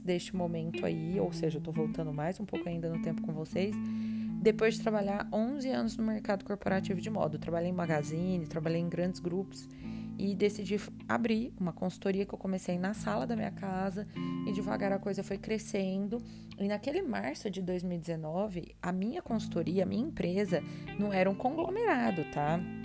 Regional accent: Goiânia, Goiás, Brazil; moved away as an adult; also born or lived in São Paulo; Eu sou de Goiânia, eu fui morar em São Paulo para fazer minha faculdade de moda muito jovem, eu tinha 18 anos quando eu saí de casa

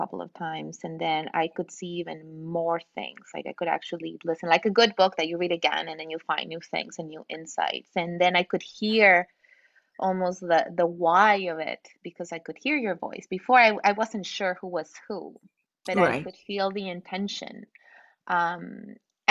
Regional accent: Mexico City, Mexico; moved away; I'm from Mexico City too. I'm from Mexico

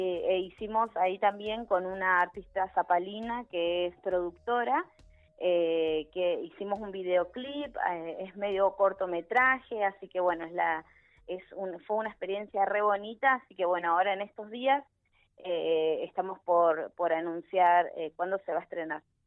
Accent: Neuquén, Argentina; soy, soy de acá de Neuquén

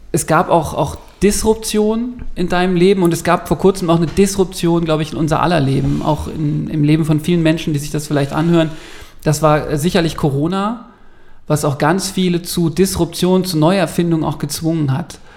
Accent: Ingolstadt, Bavaria, Germany; Ich komme aus Ingolstadt, ich arbeite größtenteils als Redakteur in einer Pressestelle in München

